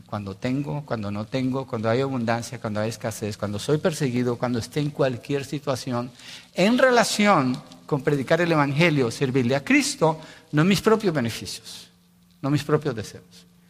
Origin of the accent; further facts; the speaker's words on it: Colombia; Colombia decimos